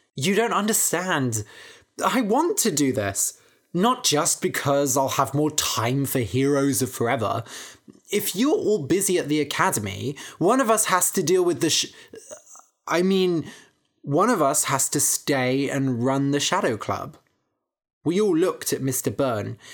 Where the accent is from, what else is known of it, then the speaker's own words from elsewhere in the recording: Bath, South West England, United Kingdom; Seagulls are everywhere in my hometown, Bath